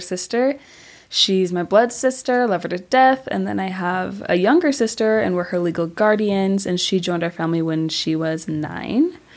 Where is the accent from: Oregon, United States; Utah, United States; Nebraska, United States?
Utah, United States; Orem; born or raised there; also born or lived in American Fork, Utah / Asia